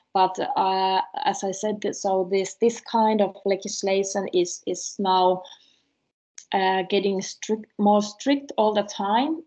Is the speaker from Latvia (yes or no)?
no; Karelia, Finland; I'm coming from the Karelian part of the Finland where the people speak more, so I'm more talkative.